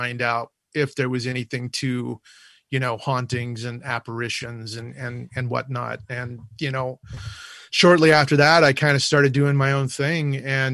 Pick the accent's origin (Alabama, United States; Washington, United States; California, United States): California, United States; Whittier; my hometown of Whittier